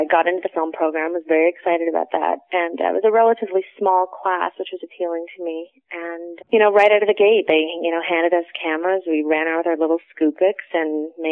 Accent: Toronto, Ontario, Canada; born and bred Torontonian

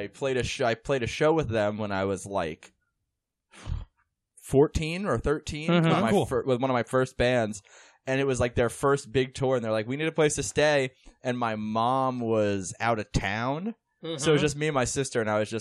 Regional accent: Central Islip, New York, United States; I grew up on Long Island.

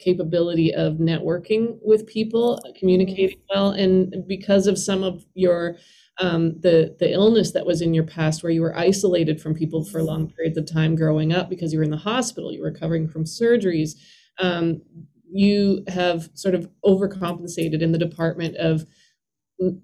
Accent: Canada; moved away as an adult; now in Nashville, United States; as a Canadian

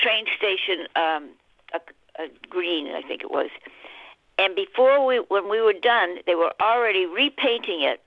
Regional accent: Boston, Massachusetts, United States; moved away as an adult; also born or lived in Florida / California; I'm from Boston

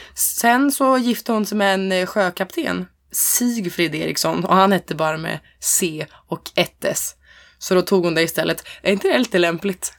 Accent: Hälsingland, Gävleborg County, Sweden; jag är från Hälsingland

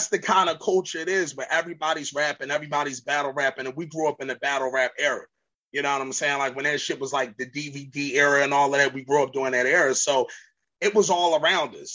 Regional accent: Philadelphia, Pennsylvania, United States; we grew up in West Philly

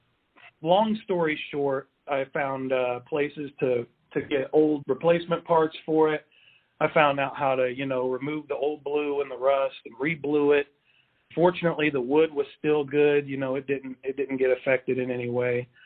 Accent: Wichita, Kansas, United States; born and raised in Wichita, as well as my wife

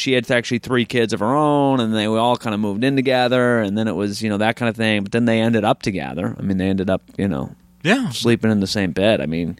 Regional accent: New Hampshire, United States; I'm from New Hampshire and Maine, yeah, my whole life, right on the border.

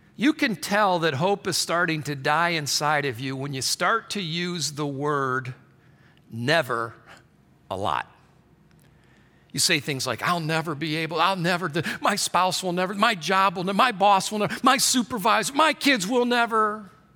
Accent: Michigan, United States; I grew up in Michigan

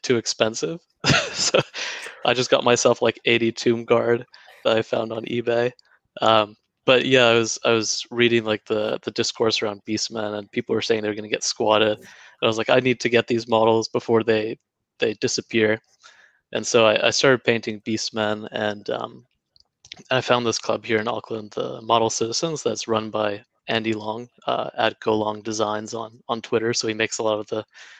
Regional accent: Canada; moved away as an adult; now in New Zealand; I'm originally Canadian, but be living here for 7 years.

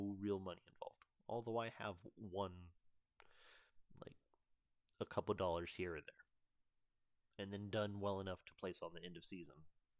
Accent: United States; I'm from the United States

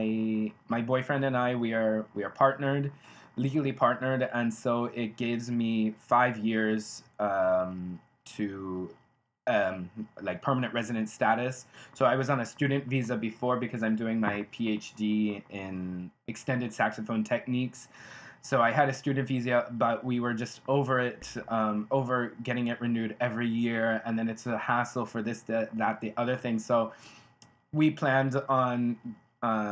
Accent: United States; moved away as an adult; now in Ghent, Belgium; I'm an American

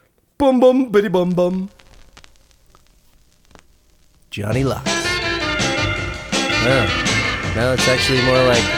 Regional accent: near Baltimore, Maryland, United States; I grew up near Baltimore

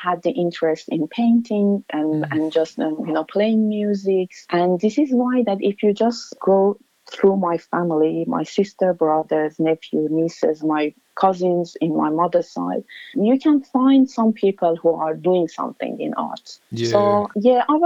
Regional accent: Tehran, Tehran Province, Iran; English is a second language; moved away as an adult; now in Australia; I have a very, very good memory from my childhood and from my growing up in Iran

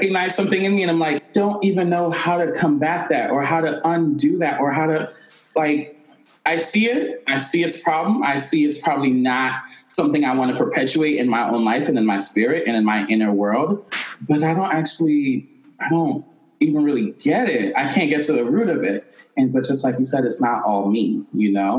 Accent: Haiti; I'm Haitian, and I was born and raised in Haiti

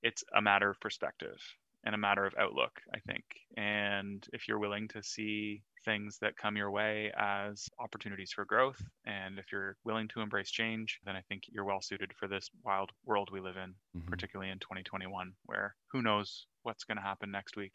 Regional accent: Canada; being Canadian and being on Team Canada

